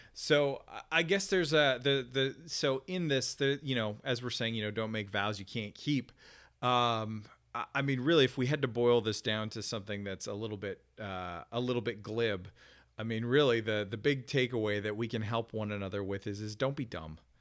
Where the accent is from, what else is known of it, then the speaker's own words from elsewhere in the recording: Canada; as a Canadian